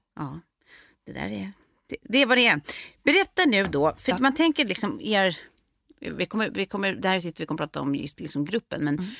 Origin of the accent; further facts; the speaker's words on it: Lidingö, Stockholm County, Sweden; also born or lived in France; vi kommer ju båda från Lidingö, jag har gått både eh, parallellklass och samma klass genom åren, men vi har ju också, precis som du säger, gått på lekis ihop